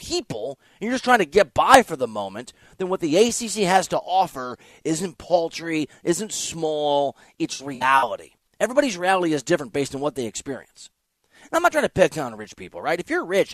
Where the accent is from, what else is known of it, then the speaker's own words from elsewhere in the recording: Dubuque, Iowa, United States; also born or lived in Lima, Ohio; now in Los Angeles, United States; I grew up in Dubuque, Iowa